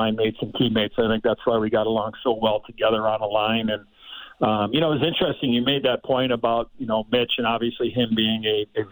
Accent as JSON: {"language": "English", "town": "Chicago", "region": "Illinois", "country": "United States", "tie": "born or raised there", "said": "growing up in Chicago, my life was hockey"}